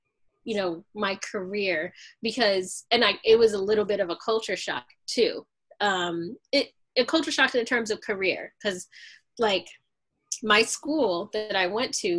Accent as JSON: {"language": "English", "region": "New York", "country": "United States", "tie": "born there", "said": "Yes. Well, I was born in New York, actually."}